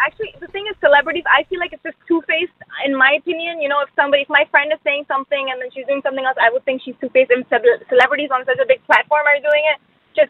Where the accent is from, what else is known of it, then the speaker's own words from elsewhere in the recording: Pakistan; moved away; Actually, I'm originally from Pakistan.